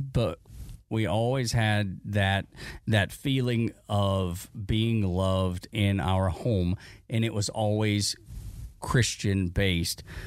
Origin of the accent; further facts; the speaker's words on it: Dalton, Georgia, United States; accent: Appalachian; I grew up in Dalton, which is an, eh, is an industry town, but it is at the foothills of the Appalachians